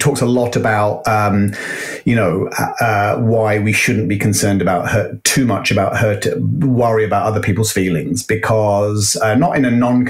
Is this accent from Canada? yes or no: no; United Kingdom; now in United States; We're in the US, and being a Brit, we have a huge issue with gun violence.